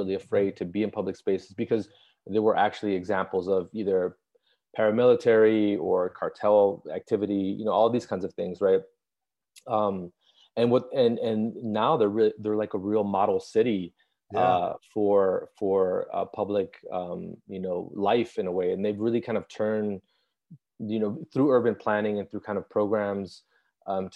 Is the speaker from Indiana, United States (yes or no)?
no; Chicago, Illinois, United States; moved away as an adult; now in Los Angeles, United States; I'm a visual artist currently living in Los Angeles, but I've been, you know, born and raised in Chicago, Illinois